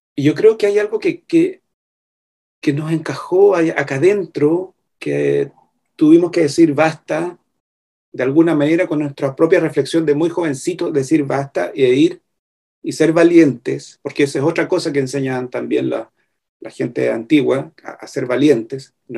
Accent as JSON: {"language": "Spanish", "country": "Chile", "said": "somos los indígenas de Chile. En este caso mapuche"}